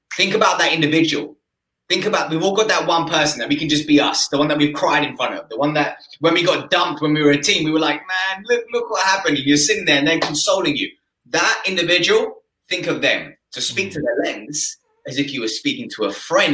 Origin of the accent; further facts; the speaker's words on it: Essex, East of England, United Kingdom; where I grew up in Essex